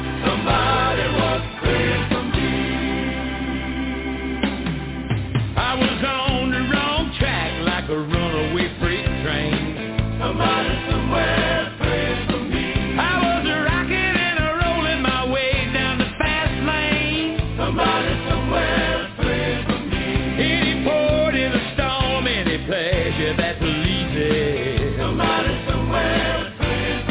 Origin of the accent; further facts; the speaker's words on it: Jacksonville, Florida, United States; accent: country; I'm from Jacksonville, Florida